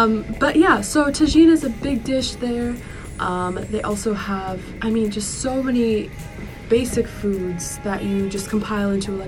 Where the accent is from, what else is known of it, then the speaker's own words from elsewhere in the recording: Minnesota, United States; also born or lived in Coon Rapids / Anoka / Zimmerman; I grew up in white neighborhoods. I was raised by a white person. What neighborhood? All over Minnesota, mm-hmm. right? So I was born in Minneapolis, but I moved to Coon Rapids and Anoka and Zimmerman, mm-hmm. and all of those places.